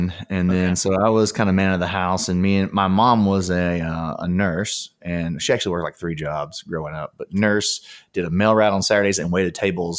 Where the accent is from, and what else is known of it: Alabama, United States; born or raised there; now in Los Angeles, United States